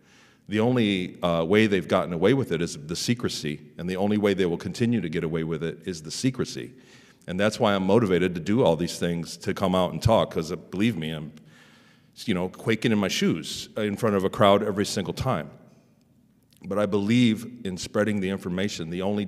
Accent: Ann Arbor, Michigan, United States; born there; I was born in 72 in Ann Arbor, Michigan, and I'm a normal guy.

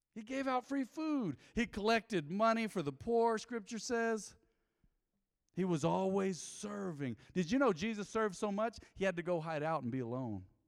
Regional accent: United States; growing up on Southside

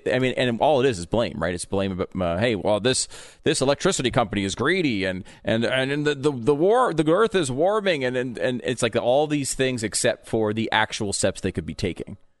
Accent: Connecticut, United States; also born or lived in New York; now in Texas, United States; I grew up in Connecticut, I was born in New York

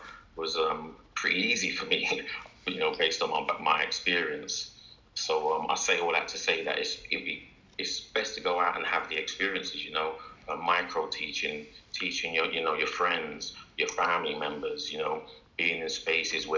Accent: London, United Kingdom; I'm born and bred in London

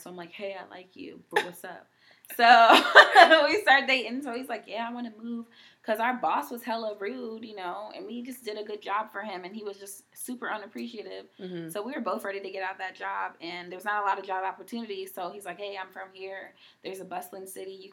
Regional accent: Haiti; first language Haitian Creole; English is a second language; also born or lived in Maryland, United States; now in Washington State, United States; Being from Haiti and, like, you know, that being my first language, living in Maryland

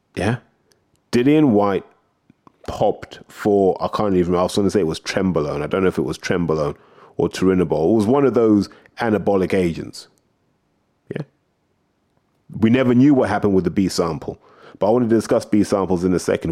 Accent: United Kingdom

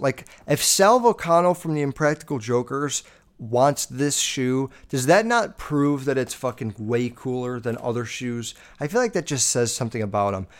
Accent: Chicago, Illinois, United States; I'm from Chicago

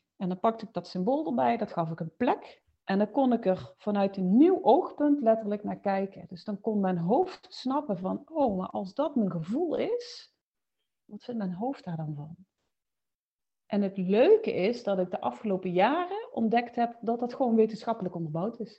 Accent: Limburg, Netherlands; now in Mierlo, Netherlands; Woonachtig in Mierlo, maar je zult het waarschijnlijk horen, oorspronkelijk, eh, kom ik uit Limburg

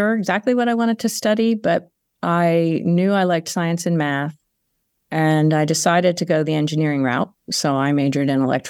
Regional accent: Conshohocken, Pennsylvania, United States; I grew up in a small town outside of Philadelphia called Conshohocken, northwest of Philadelphia, and Italian Catholic family, small little neighborhood, and stayed there for most of my early years until I moved away for graduate school.

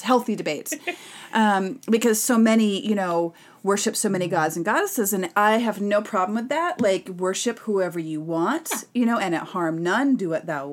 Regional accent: Massachusetts, United States; growing up in Massachusetts

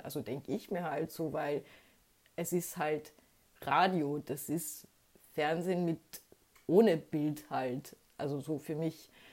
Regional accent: Austria; ich bin als Österreicherin

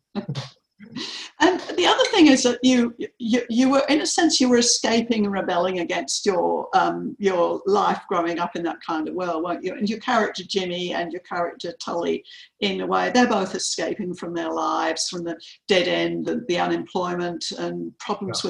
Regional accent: London, United Kingdom; now in Melbourne, Australia; I grew up in London

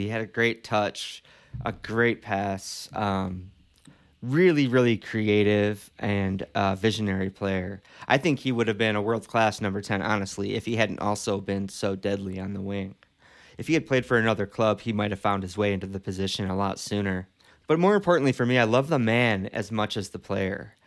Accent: Detroit, Michigan, United States; my hometown of Detroit

